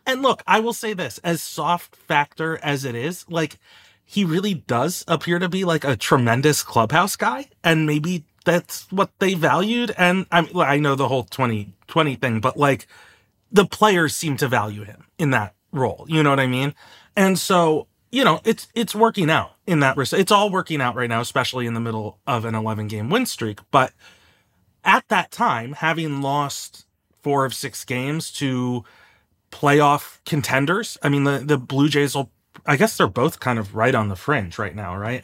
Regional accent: Bethesda, Maryland, United States; I'm from Bethesda

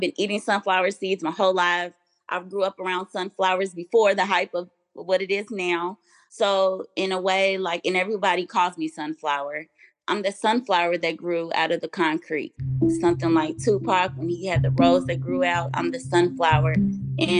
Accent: Louisville, Kentucky, United States; I'm from Louisville, Kentucky, and I lived with my grandmother

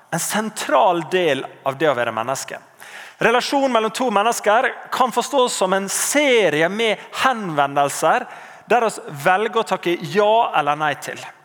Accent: Norway

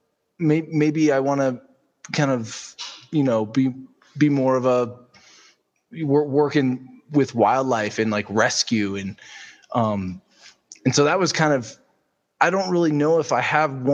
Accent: Omaha, Nebraska, United States; moved away as an adult; now in Idaho, United States; I grew up in Omaha, Nebraska.

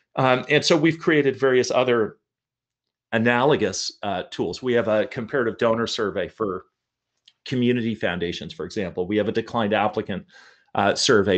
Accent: Portland, Oregon, United States; also born or lived in Toronto, Canada; I grew up mostly in, in, well, entirely in Portland, Oregon

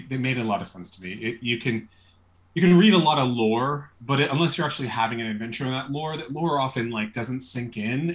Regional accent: New York City, New York, United States; I was born in New York City and grew up most of my life in and around New York City

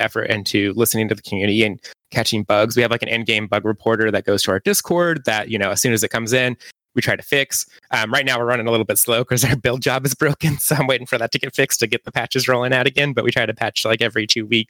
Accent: Kansas, United States; accent: Kansas; now in Los Angeles, United States; I grew up in Kansas in a very small town.

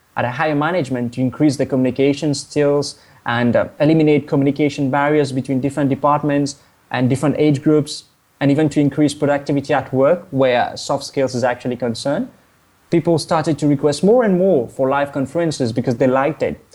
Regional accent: Mauritius; now in Kuala Lumpur, Malaysia; I'm from Mauritius, an island of the Indian Ocean.

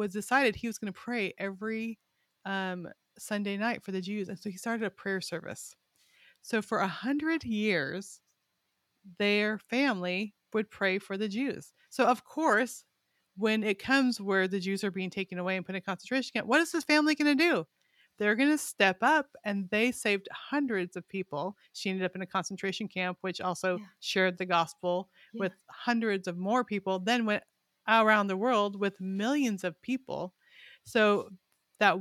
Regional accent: Arkansas, United States; And we're from Arkansas, but we're going to be there.

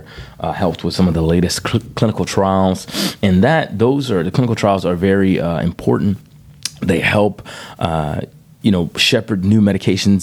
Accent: Breaux Bridge, Louisiana, United States; also born or lived in Cecilia, Louisiana; I'm from Brobridge, Louisiana, a little town in south central Louisiana, about 120 miles west of New Orleans. So I'm the oldest of four. Spent most of my life in Brobridge.

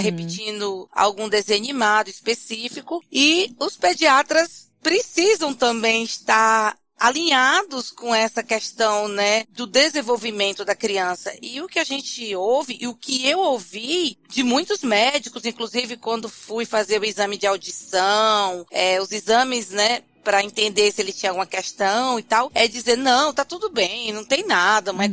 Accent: Fortaleza, Ceará, Brazil; now in São Paulo, Brazil; eu sou de Fortaleza, mas moro em São Paulo.

